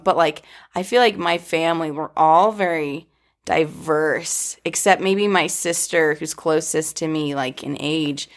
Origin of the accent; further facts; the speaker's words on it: Boca Raton, Florida, United States; I was born in Boca Raton